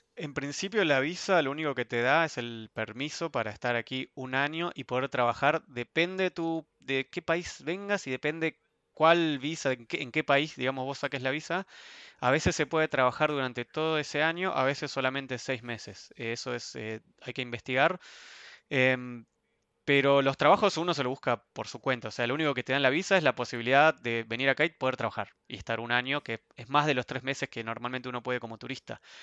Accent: Ezeiza, Buenos Aires Province, Argentina; moved away as an adult; also born or lived in Sweden; now in Frankfurt, Germany; Yo soy de Argentina

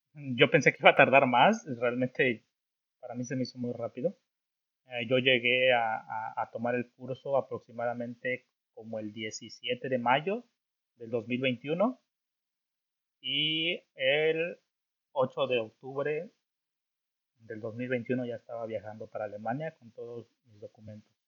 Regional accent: Orizaba, Veracruz, Mexico; moved away as an adult; now in Germany; yo soy mexicano, eh, más, ah, para ser más exacto, soy de un estado que se llama Veracruz, Veracruz, México, para ser más exacto, pues de una ciudad que se llama Orizaba, Orizaba, Veracruz

